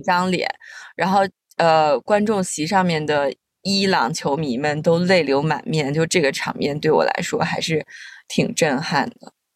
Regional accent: China; also born or lived in United Kingdom; 我来自中国社会

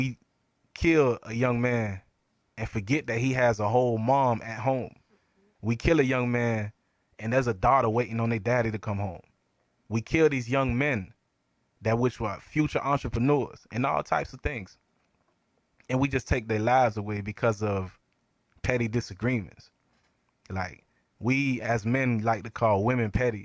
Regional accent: Lake Worth, Florida, United States; also born or lived in Brooklyn, New York; growing up in Lake Worth

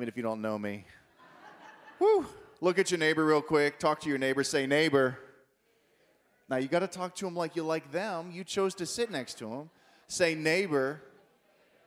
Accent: Pittsburgh, Pennsylvania, United States; I'm from Pittsburgh

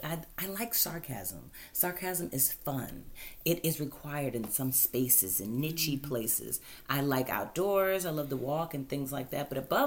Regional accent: Washington, District of Columbia, United States; born there; I am from Washington, D.C., born, not raised.

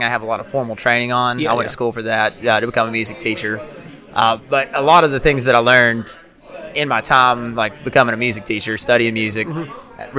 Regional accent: Mingo County, West Virginia, United States; I'm from Mingo County.

